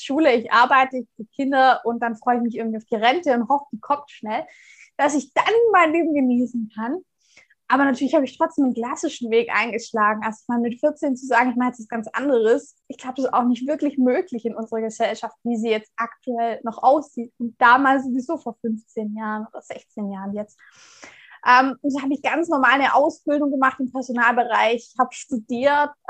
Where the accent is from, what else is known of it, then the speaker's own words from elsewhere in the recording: Baden-Württemberg, Germany; Ich komme gebürtig aus dem Raum Tübingen, also aus einem kleinen Ort in der Nähe